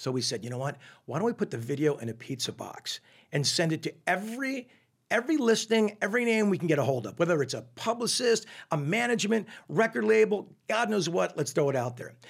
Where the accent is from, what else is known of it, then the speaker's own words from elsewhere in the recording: Newport Beach, California, United States; also born or lived in Connecticut; I was born in Connecticut. And then I moved out when I was eight years old to, uh, Orange County, Newport Beach in particular. So I feel for all intents and purposes, I was raised in Southern California.